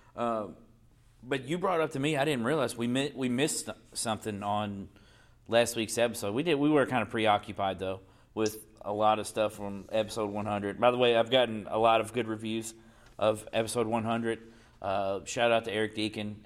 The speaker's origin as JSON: {"language": "English", "town": "Portland", "country": "United States", "tie": "born or raised there", "said": "We grew up in Portland."}